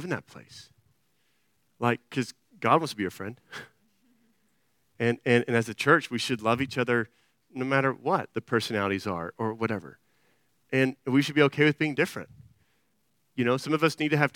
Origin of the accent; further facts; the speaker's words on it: Austin, Texas, United States; I'm from Austin